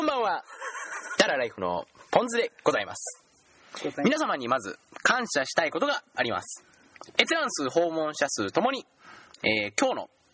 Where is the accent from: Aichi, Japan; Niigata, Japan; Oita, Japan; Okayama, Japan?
Aichi, Japan; 僕ら愛知県民